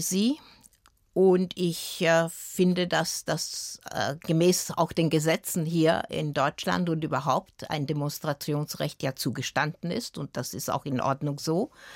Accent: Vienna, Austria; also born or lived in Timișoara, Romania; Ich bin ja in Wien aufgewachsen

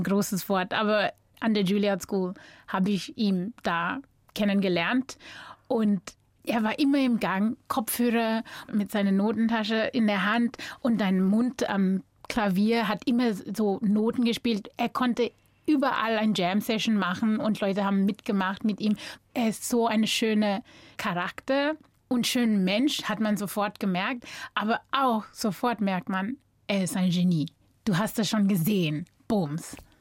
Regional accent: North West, South Africa; German is a second language; moved away as an adult; also born or lived in Cape Town, South Africa / New York, United States / Augsburg, Germany; now in Germany; Ich bin so überall in Südafrika aufgewachsen. Ich bin in Kapstadt geboren. Dann mit sechs Jahren alt sind wir dann umgezogen nach Bob

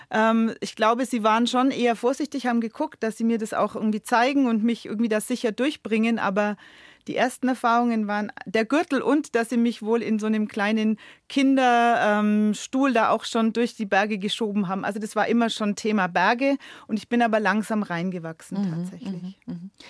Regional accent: Nuremberg, Bavaria, Germany; born there; Eine gebürtige Nürnbergerin. Genau, ich bin in Nürnberg geboren

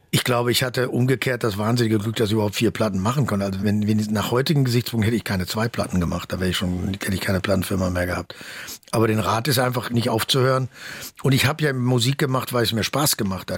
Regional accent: Bochum, North Rhine-Westphalia, Germany; ich komme aus dem Ruhrgebiet

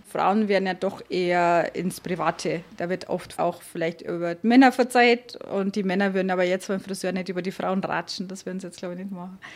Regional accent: southern Hesse, Germany; moved away as an adult; also born or lived in Portugal; now in Lenggries, Germany; Ich bin ja in Südhessen aufgewachsen

